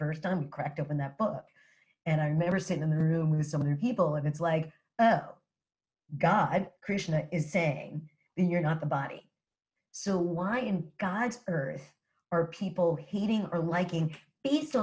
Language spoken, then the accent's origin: English; New York City, New York, United States; moved away as an adult; now in New Jersey, United States; my experience growing up as a New Yorker and coming from parents that are New Yorkers